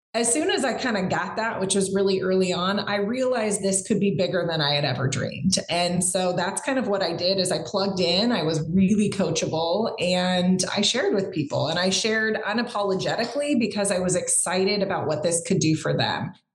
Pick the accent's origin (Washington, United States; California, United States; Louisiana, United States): California, United States; growing up in California